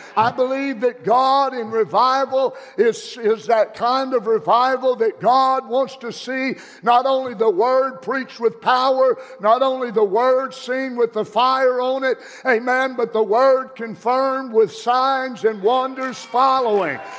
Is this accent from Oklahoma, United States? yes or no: yes; Tulsa, Oklahoma, United States; I grew up in Tulsa, Oklahoma. And I grew up on, on the west side of Tulsa.